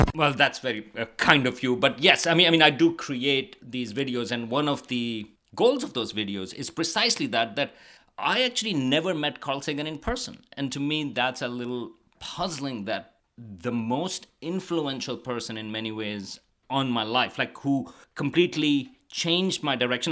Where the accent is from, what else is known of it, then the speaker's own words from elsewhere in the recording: Karachi, Sindh, Pakistan; moved away as an adult; also born or lived in Stony Brook, New York / New Mexico; now in Amherst, United States; I grew up in Pakistan, in Karachi, big city